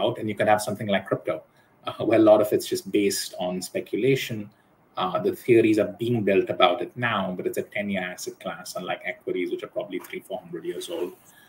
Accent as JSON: {"language": "English", "country": "Hong Kong", "tie": "born or raised there", "also_born_or_lived": "United States", "said": "I was born in the States and then moved to Hong Kong."}